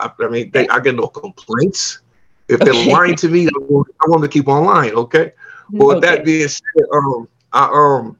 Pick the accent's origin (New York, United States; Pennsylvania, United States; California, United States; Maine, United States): California, United States; Long Beach; I come from Long Beach, you know, in the hood, and it's really a gang affiliated hood